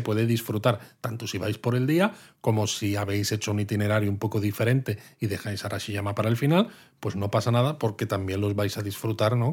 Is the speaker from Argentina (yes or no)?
no; Madrid, Community of Madrid, Spain; now in Kyoto, Japan